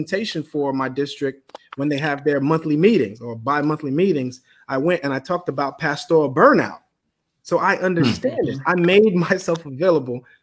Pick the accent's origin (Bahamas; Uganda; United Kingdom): Bahamas; moved away; also born or lived in Miami / Tallahassee; sitting in the church from growing up in the Bahamas, coming to Miami and Tallahassee.